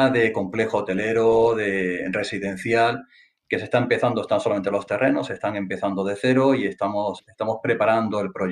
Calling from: Balearic Islands, Spain; Bien, todo bien, desde Mallorca, España.

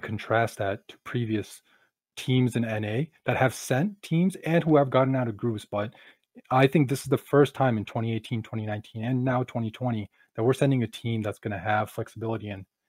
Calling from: Montana, United States; I am calling from Montana.

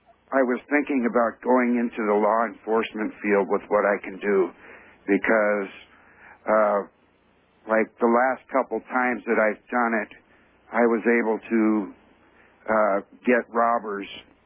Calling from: California, United States

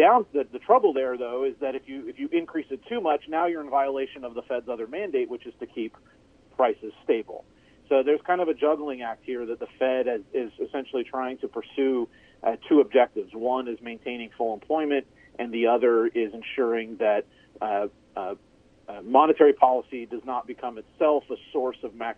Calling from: San Angelo, Texas, United States; I'm calling in from San Angelo, Texas, which is in west central Texas. So basically somewhere between Lubbock and San Antonio in a north-south direction.

